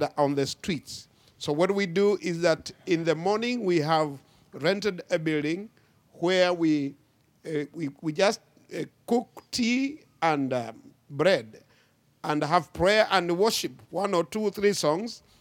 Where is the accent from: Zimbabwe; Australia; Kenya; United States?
Kenya; I come from Kenya, Africa, uh, East Africa